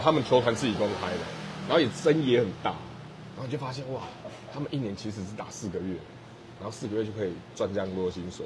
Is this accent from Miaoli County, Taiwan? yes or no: no; Tainan, Taiwan; also born or lived in Kaohsiung / Shanghai; 我是台南人，我们是深绿的